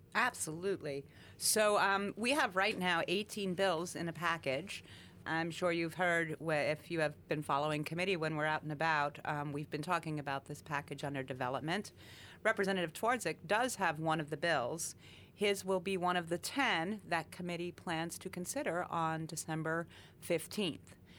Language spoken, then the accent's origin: English; Coal Region, Pennsylvania, United States; I was born and raised in the Cole region